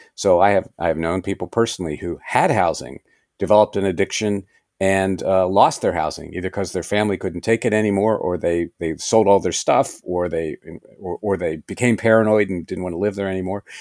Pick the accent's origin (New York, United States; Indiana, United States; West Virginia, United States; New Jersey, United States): West Virginia, United States; moved away; I grew up in West Virginia.